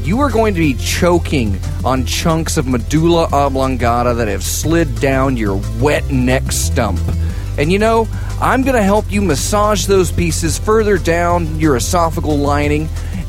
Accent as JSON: {"language": "English", "region": "the South", "country": "United States", "said": "And I'm from the South."}